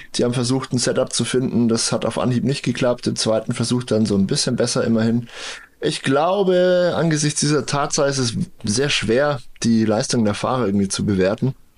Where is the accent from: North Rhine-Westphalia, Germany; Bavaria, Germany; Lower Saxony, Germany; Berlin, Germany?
Bavaria, Germany; hier bei uns in Bayern